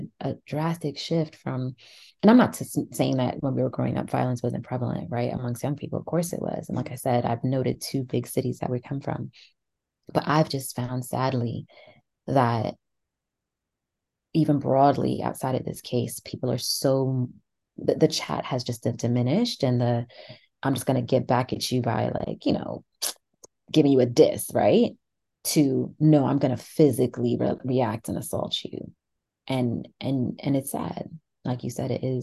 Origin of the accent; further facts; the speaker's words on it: New York, United States; moved away as an adult; now in London, United Kingdom; I grew up in New York, really big cities, very metropolitan cities.